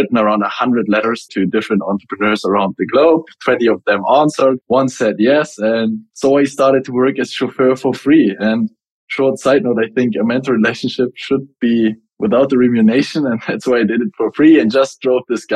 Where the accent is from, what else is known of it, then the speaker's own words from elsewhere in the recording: Germany; I'm originally from Germany. I lived in a very small village